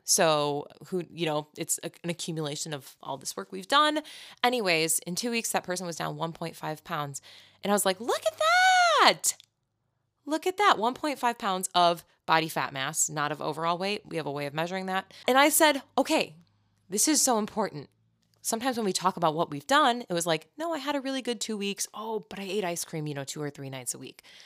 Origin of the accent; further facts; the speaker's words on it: Chicago, Illinois, United States; I'm from Chicago, so that's my culture